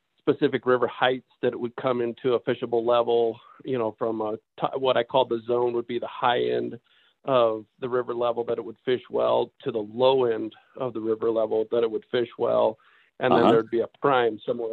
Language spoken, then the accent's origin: English; Southern Oregon, United States; I grew up in Southern Oregon